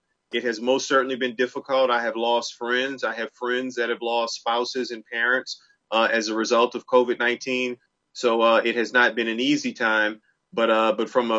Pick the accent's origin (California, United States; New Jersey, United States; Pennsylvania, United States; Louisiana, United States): Louisiana, United States; New Orleans; now in Durham, United States; I grew up in New Orleans.